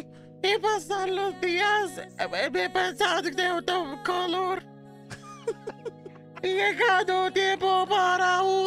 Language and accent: English; India; I'm Indian.